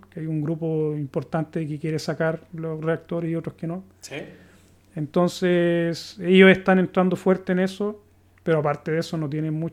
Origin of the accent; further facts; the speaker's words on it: Chile; now in Sweden; considerar sueco porque yo no tengo la, cultura sueca, no me crié aquí, ¿cachai?